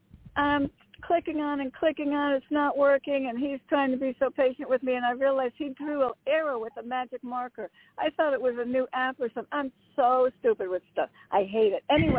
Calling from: Connecticut, United States; Hi, Joanna. … from Connecticut.

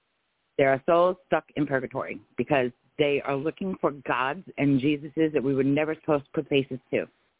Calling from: Florida, United States

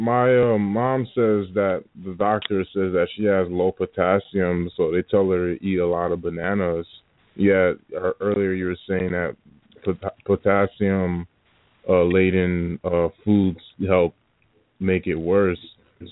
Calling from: New Jersey, United States; calling from New Jersey.

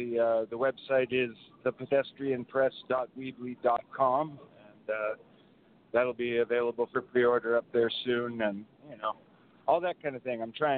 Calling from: San Francisco, California, United States; I'm calling from the Pete's Coffee in the San Francisco Ferry Building.

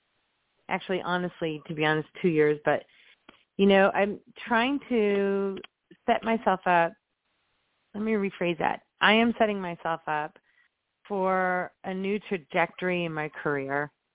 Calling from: Indianapolis, Indiana, United States; also born or lived in Chicago; I'm calling from Indianapolis.

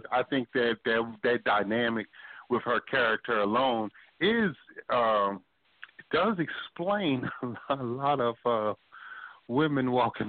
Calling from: Philadelphia, Pennsylvania, United States; I'm calling from Philly.

